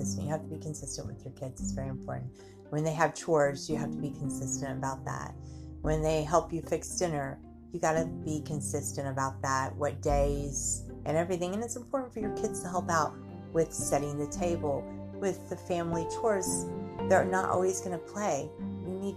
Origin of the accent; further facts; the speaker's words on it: United States; we're lucky to be Americans because we're labeled Americans